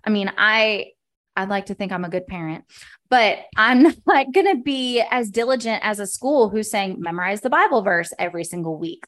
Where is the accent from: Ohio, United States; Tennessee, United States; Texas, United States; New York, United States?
Texas, United States; Dallas; moved away as an adult; also born or lived in Baltimore, Maryland; now in Kansas City, United States; I was born and raised in Dallas.